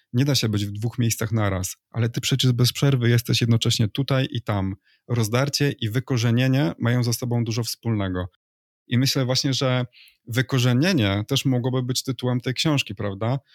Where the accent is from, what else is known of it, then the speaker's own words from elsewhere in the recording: Poland; moved away as an adult; now in Spain; jestem emigrantem, że wyjechałem z Polski